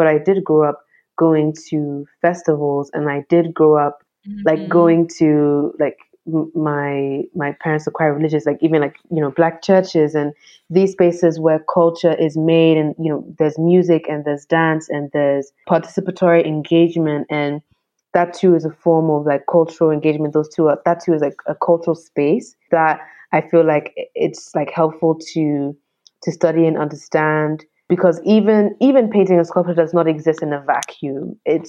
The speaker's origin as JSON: {"language": "English", "country": "Ghana", "said": "especially sort of like being Ghanaian. And like if I was just understanding Ghana's art in terms of painting and sculpture, I would be missing so much."}